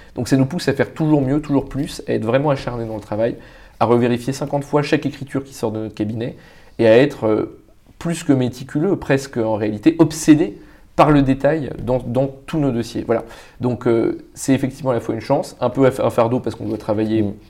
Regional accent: Paris, Île-de-France, France; also born or lived in Vietnam; j'ai grandi à Paris

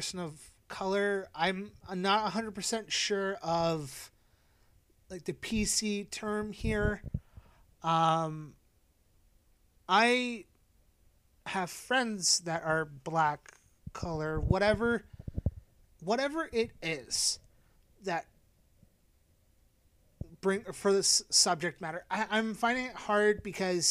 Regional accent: Canada; I am a white guy and I'm Canadian

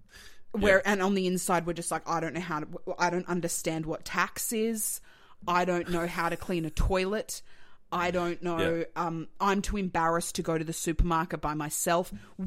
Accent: Melbourne, Victoria, Australia; also born or lived in Sydney / Tasmania; I was born in Sydney. Okay. I lived the first like 10 years of my life in Tassie and then I moved to Melbourne. So I'm from Melbourne.

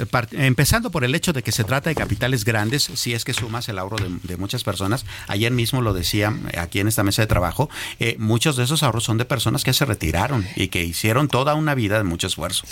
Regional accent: Mexico; nosotros, como México, como país

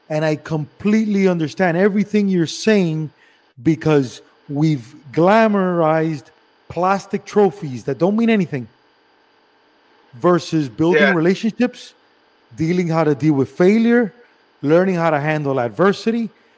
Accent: Cuba; I'm from Cuba.

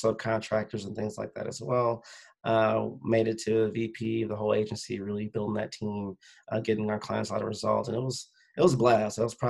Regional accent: Northwest Indiana, United States; moved away as an adult; also born or lived in Chicagoland area; now in Schaumburg, United States; My hometown's Northwest Indiana

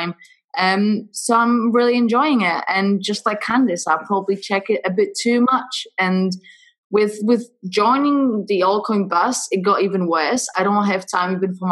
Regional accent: Poland; accent: Polish; English is a second language; moved away as an adult; now in United Kingdom; I'm originally from Poland, actually, which is where is my accent coming from.

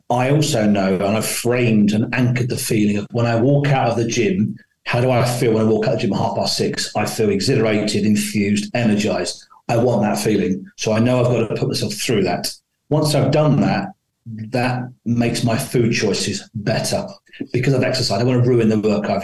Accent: London, United Kingdom; I was born in London, lived on a council estate. My accent isn't as maybe as dulcet as I like it to be.

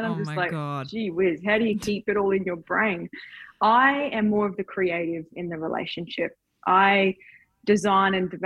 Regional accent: Townsville, Queensland, Australia; I was just a girl from Townsville

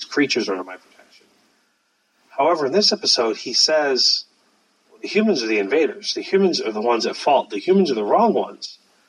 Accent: United Kingdom; One is such an arrogant prick because we're British.

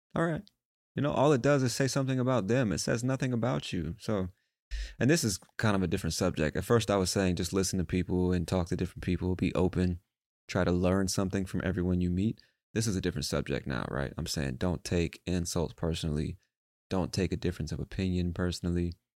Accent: United States; I'm American

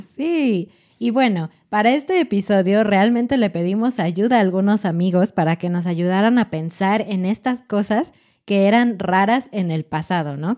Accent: Mexico; los mexicanos generalmente llegan tarde, llegamos tarde

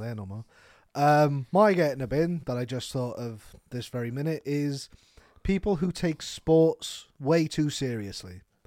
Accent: Wales, United Kingdom; we're Welsh

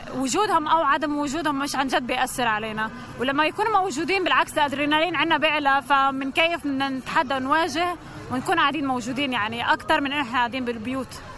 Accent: Ramallah, Palestine; رام الله

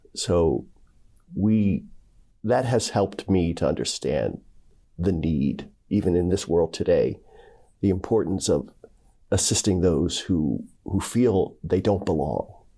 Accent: Philadelphia, Pennsylvania, United States; now in Dayton, United States; I'm originally from Philadelphia, Pennsylvania, uh, and raised with six other siblings

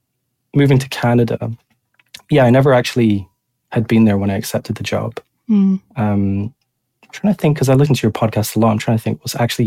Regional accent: Edinburgh, Scotland, United Kingdom; So, yeah, I'm from Edinburgh originally, actually.

